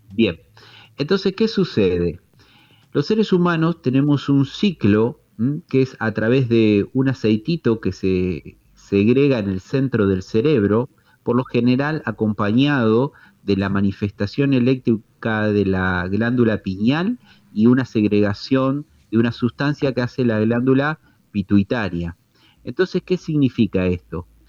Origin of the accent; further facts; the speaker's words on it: Tandil, Buenos Aires Province, Argentina; soy de Tandil